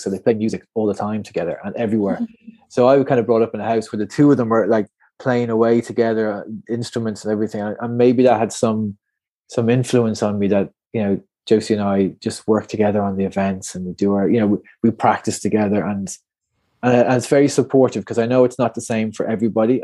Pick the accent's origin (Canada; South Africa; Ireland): Ireland; Portmarnock, Leinster; I'm just from Portmarnock up on the North County Dublin mm-hmm. coast there